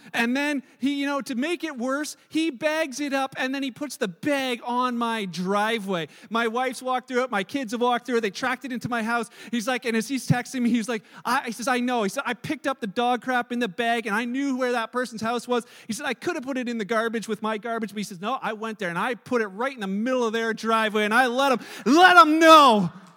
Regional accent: Canada; I'm Canadian because I was born here.

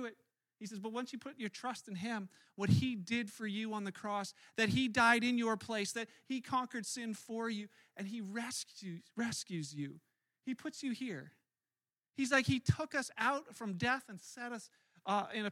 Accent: Canada; I was born in Canada, which makes me Canadian

